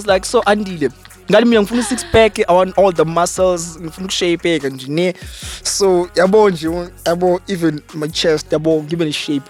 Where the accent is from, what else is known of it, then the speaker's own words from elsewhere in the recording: Durban, KwaZulu-Natal, South Africa; I'm from Durban.